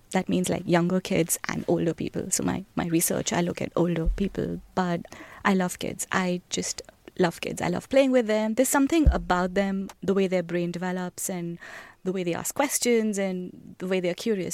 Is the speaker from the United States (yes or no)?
no; New Delhi, Delhi, India; moved away; I was born in India, in the capital, New Delhi